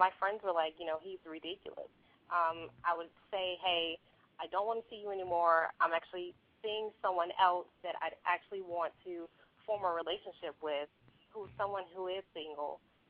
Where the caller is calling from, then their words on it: Charlotte, North Carolina, United States; I'm calling from Charlotte, North Carolina.